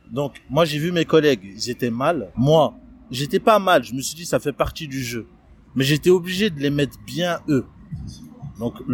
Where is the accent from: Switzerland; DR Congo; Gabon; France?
France; Toulouse, Occitania; moi, je suis de Toulouse.